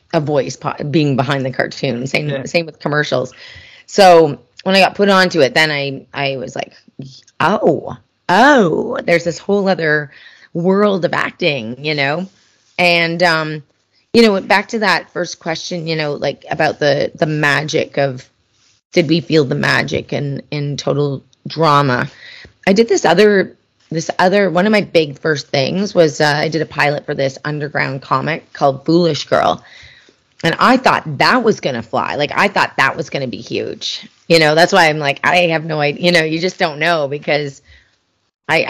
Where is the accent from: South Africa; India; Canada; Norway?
Canada; I'm Canadian.